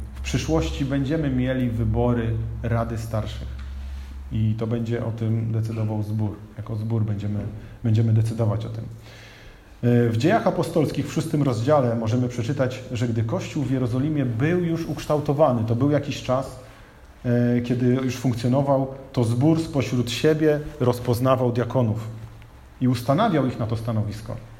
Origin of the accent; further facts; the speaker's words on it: Bydgoszcz, Kuyavian-Pomeranian Voivodeship, Poland; miasto, w którym się urodziłem, miasto, w którym jesteśmy, czyli Bydgoszcz